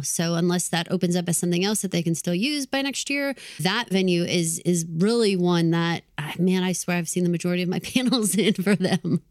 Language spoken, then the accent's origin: English; Texas, United States; also born or lived in Massachusetts; I'm from Texas